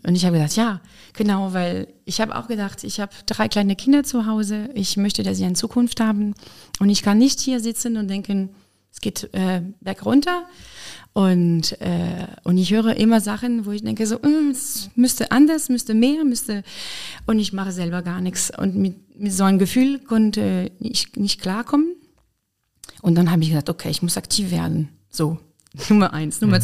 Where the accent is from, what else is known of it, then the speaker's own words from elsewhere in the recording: Lyon, Auvergne-Rhône-Alpes, France; German is a second language; moved away as an adult; also born or lived in Weimar, Germany; now in Koblenz, Germany; Ich komme aus Frankreich, aus Lyon